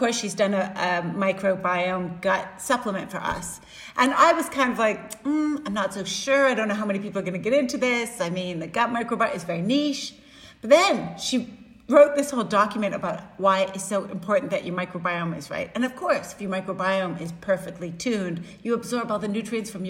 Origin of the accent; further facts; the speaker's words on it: Canada; I'm Canadian